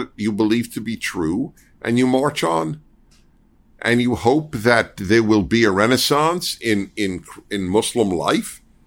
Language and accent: English; New York, United States; now in Los Angeles, United States; I'm a Jew from New York